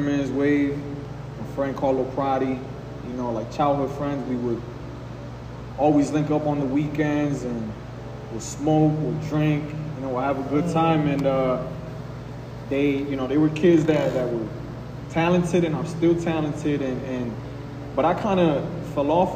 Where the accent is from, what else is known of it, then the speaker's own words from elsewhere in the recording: Hartford, Connecticut, United States; also born or lived in Puerto Rico; I'm an artist, independent artist out of Hartford, Connecticut